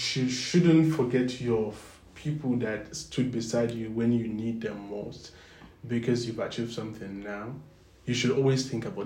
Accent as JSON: {"language": "English", "country": "Nigeria", "moved": "yes", "said": "I'm from I'm Nigerian"}